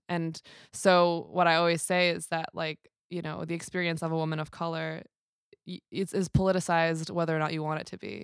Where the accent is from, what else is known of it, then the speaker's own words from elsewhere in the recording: New York City, New York, United States; now in Long Beach, United States; Born and raised in New York City, currently based out of Long Beach, California